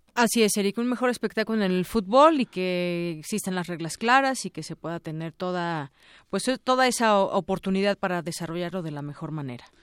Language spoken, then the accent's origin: Spanish; Mexico; quienes somos mexicanos